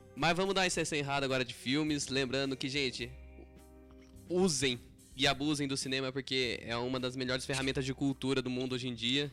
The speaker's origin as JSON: {"language": "Portuguese", "town": "Taubaté", "region": "São Paulo", "country": "Brazil", "said": "a gente é aqui de Taubaté, São Paulo, interior"}